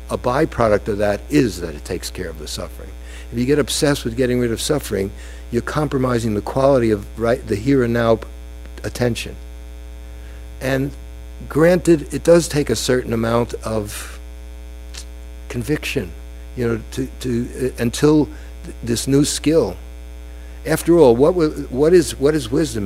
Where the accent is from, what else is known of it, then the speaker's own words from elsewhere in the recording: United States; being an American Jew